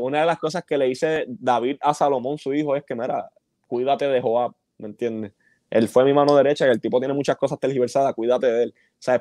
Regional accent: Bayamón, Puerto Rico; yo que soy de Bayamón.

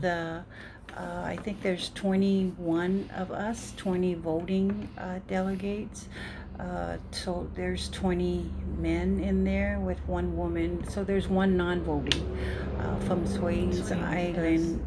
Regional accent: Leone, American Samoa; moved away; also born or lived in Seattle; I was raised in Leone

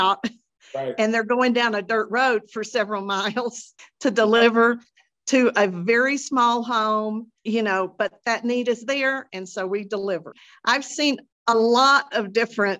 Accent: Austin, Texas, United States; also born or lived in Abilene, Texas; now in Dripping Springs, United States; I grew up in Austin

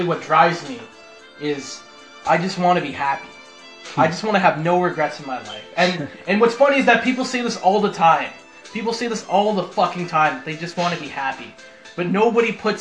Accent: Toronto, Ontario, Canada; now in Markham, Canada; I was born in North York, which is essentially the town up from downtown

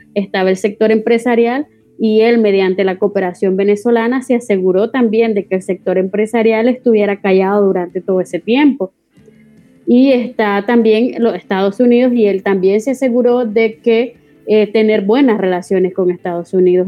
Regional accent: Nicaragua; moved away as an adult; now in Spain; yo salí de Nicaragua el, el 24 de diciembre de 2018 y llegué a España

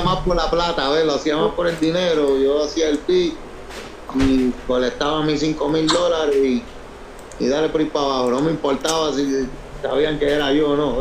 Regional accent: Puerto Rico; also born or lived in New Jersey; yo nací en, el New Jersey. Y me, y me fui a temprana edad, como a los 10 años, me fui a Puerto Rico. De ahí me crié en Puerto Rico.

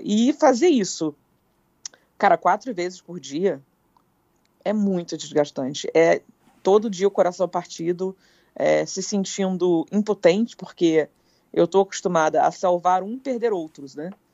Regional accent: Petrópolis, Rio de Janeiro, Brazil; moved away; eu fui criada em Petrópolis, que é uma serra do Rio de Janeiro.

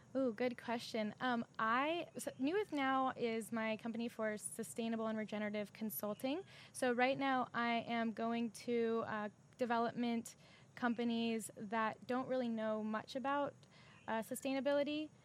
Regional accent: San Diego, California, United States; also born or lived in Sacramento; I'm from San Diego

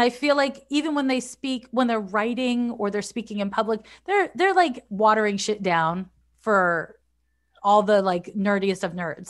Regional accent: Montreal, Quebec, Canada; moved away as an adult; also born or lived in San Francisco; now in United States; I'm from Montreal, Quebec

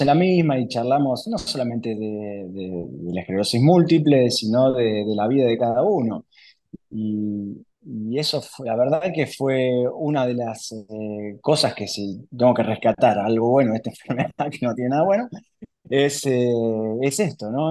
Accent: Capitán Bermúdez, Santa Fe, Argentina; moved away as an adult; also born or lived in Paraná; yo soy oriundo de Capitán Bermúdez al lado de Rosario

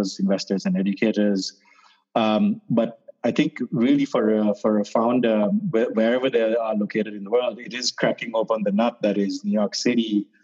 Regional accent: Sri Lanka; moved away; I grew up in Sri Lanka

